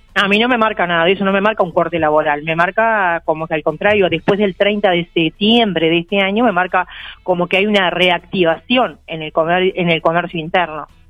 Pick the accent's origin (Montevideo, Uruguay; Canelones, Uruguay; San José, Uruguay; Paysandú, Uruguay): San José, Uruguay; San José de Mayo; la escuela donde yo me crié en San José, yo soy maragata